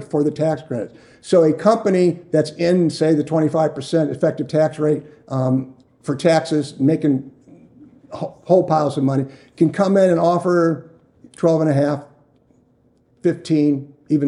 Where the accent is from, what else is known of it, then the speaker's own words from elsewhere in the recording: Chagrin Falls, Ohio, United States; moved away; also born or lived in Phoenix, Arizona; I grew up in Cleveland area, a place called Chagrin Falls, Ohio, and it's right in the Rust Belt